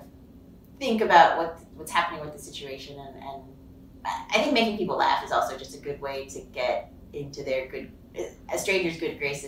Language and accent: English; Pittsburgh, Pennsylvania, United States; moved away; I live in Pittsburgh, Pennsylvania